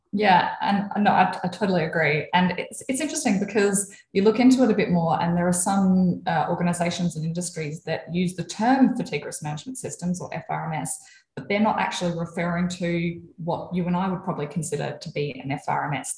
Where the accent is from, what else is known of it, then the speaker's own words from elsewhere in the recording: Adelaide, South Australia, Australia; also born or lived in Melbourne; I grew up in Adelaide. Um, lived here most of my life. Lived for a couple of years in Melbourne, but from here, living here currently.